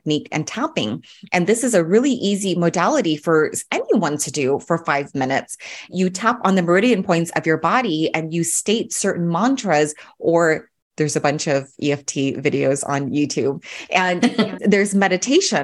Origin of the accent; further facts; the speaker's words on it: Orange County, California, United States; I grew up in Orange County